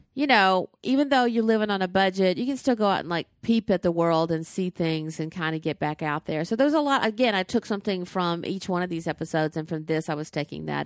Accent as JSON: {"language": "English", "region": "the South", "country": "United States", "tie": "born or raised there", "said": "Tate's Barbecue was in my hometown"}